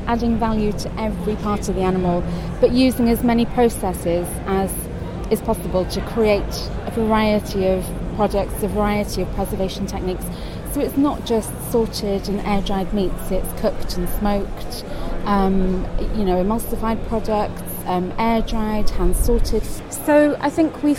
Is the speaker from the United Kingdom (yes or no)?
yes; Cardiff, Wales, United Kingdom; I grew up in Cardiff, was born in Cardiff